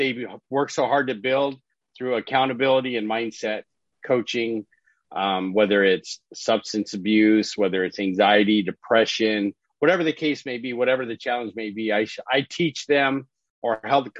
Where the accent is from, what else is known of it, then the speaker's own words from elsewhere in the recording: Orange County, California, United States; I live here in California, right? So I'm from Orange County, California.